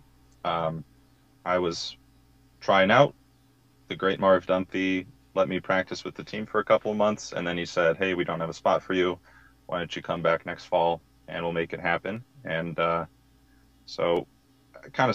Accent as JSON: {"language": "English", "town": "Manhattan Beach", "region": "California", "country": "United States", "tie": "born or raised there", "moved": "as an adult", "lives_now": "Boise, United States", "said": "I grew up in Manhattan Beach my whole life"}